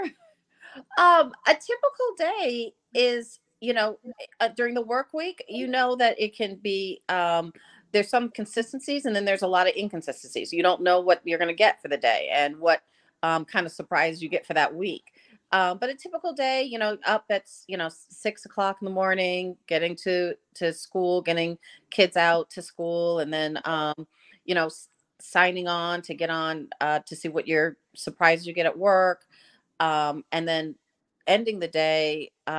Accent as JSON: {"language": "English", "region": "Massachusetts", "country": "United States", "moved": "as an adult", "lives_now": "Washington, D.C., United States", "said": "I am originally from Massachusetts"}